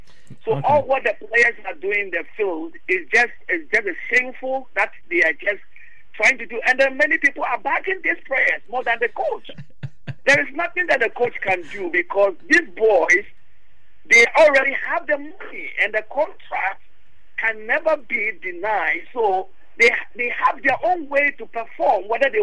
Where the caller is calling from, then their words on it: New York, United States; I'm calling from United States.